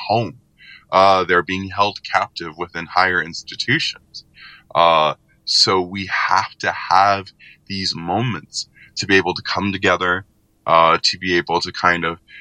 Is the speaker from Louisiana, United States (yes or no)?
yes; New Orleans, Louisiana, United States; growing up in New Orleans